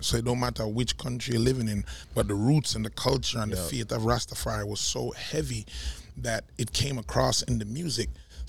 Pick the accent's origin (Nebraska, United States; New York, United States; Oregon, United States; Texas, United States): New York, United States; New York City; also born or lived in Jamaica; Because I'm a Brooklyn kid, right?